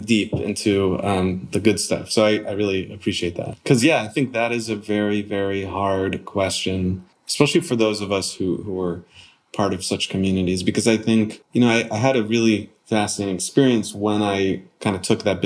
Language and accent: English; Connecticut, United States; moved away; also born or lived in Arizona / Long Beach; growing up in Connecticut